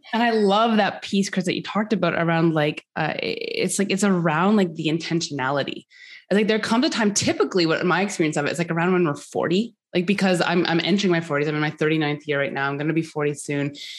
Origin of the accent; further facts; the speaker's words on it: Canada; also born or lived in Norris, Tennessee; I live in Canada, so I'm a I'm Canadian